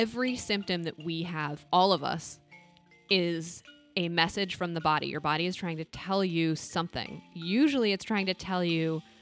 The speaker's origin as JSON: {"language": "English", "town": "Boulder", "region": "Colorado", "country": "United States", "tie": "born or raised there", "moved": "yes", "said": "back to Boulder, which was my hometown"}